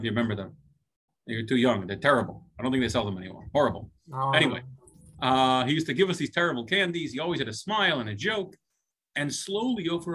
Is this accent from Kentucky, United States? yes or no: yes; Louisville, Kentucky, United States; I was an out-of-towner in Louisville, Kentucky